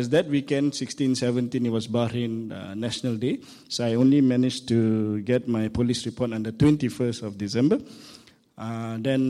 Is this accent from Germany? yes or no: no; Malaysia; I'm from Malaysia